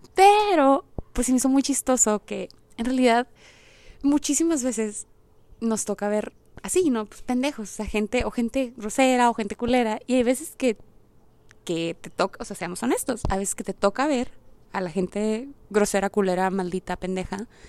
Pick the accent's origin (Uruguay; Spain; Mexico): Mexico; moved away; also born or lived in United States; no está tan, tan zarra en mi país